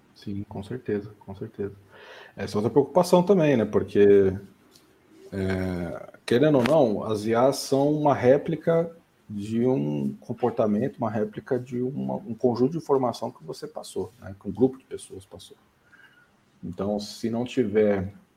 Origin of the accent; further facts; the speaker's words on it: São Bernardo do Campo, São Paulo, Brazil; moved away as an adult; also born or lived in Ribeirão Preto; Eu mudei com sete anos de idade para São Bernardo do Campo e fiquei até final da adolescência